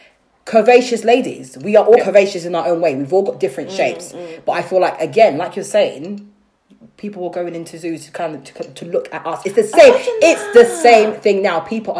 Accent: London, United Kingdom; also born or lived in Ghana; I'm from South London.

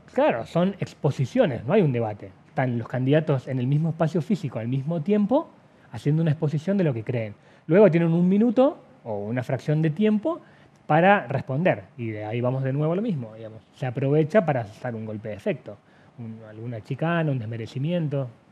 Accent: Salta, Argentina; somos los salteños

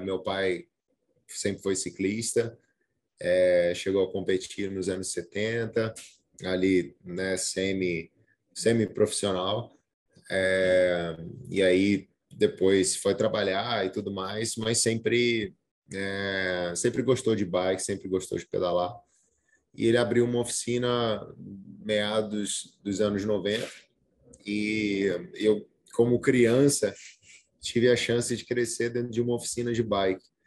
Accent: Brazil; eu sou brasileiro, eu tenho que entender que eu tenho uma herança cultural diferente

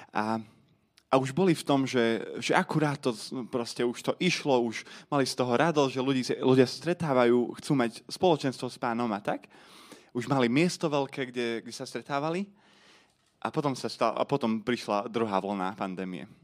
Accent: Komárno, Nitra Region, Slovakia; som z Komárna

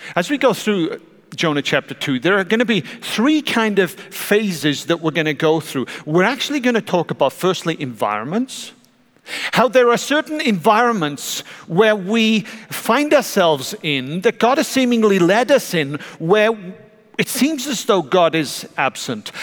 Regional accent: South Welsh coast, Wales, United Kingdom; now in United States; I grew up on the South Welsh coast

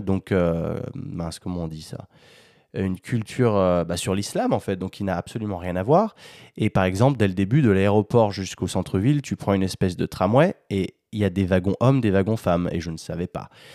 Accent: France; Je suis français

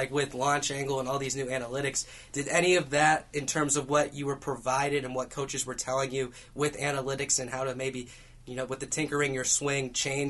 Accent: Seattle, Washington, United States; I'm from Seattle

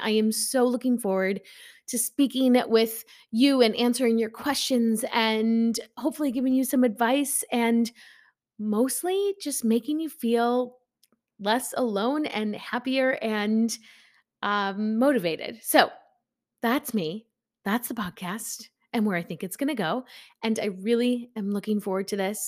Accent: Chicago, Illinois, United States; I'm from Chicago

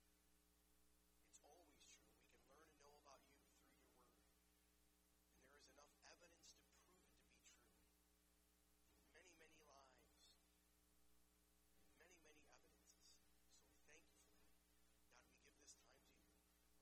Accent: Detroit, Michigan, United States; growing up in the Detroit area

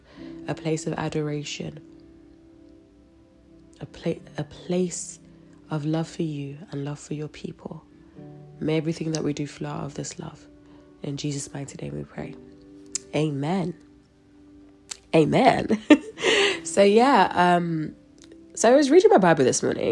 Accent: London, United Kingdom; I'm from London

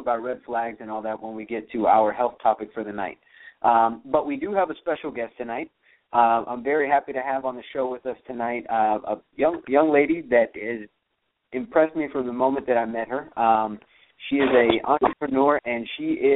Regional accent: Miami, Florida, United States; I'm from Miami

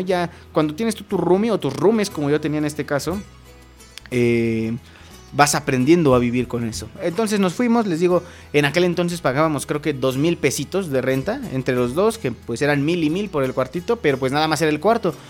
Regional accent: Acambay, State of Mexico, Mexico; los dos somos de aquí de Acambay

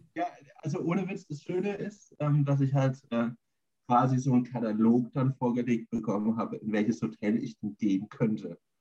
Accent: Germany; ich bin ja in Schöpfronn auf dem Dorf groß geworden

